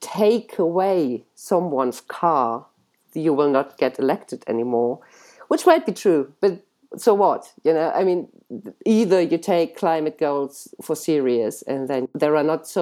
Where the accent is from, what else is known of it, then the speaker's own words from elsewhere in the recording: Cologne, North Rhine-Westphalia, Germany; my hometown, Cologne.